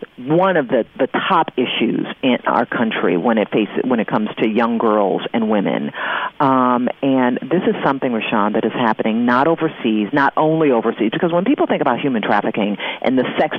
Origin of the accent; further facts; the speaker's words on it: Detroit, Michigan, United States; we did our first human trafficking event in Detroit, my hometown.